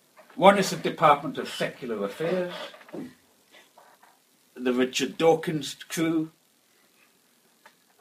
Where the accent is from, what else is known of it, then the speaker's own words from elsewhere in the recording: Outer Hebrides, Scotland, United Kingdom; I come from the Outer Hebrides